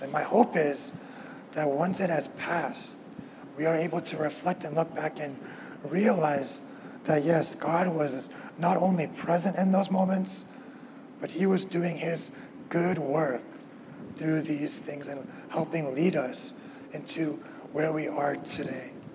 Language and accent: English; the Bay Area, California, United States; moved away as an adult; also born or lived in Davis; now in Orange County, United States; I grew up in the Bay Area, um, and I went to school at UC Davis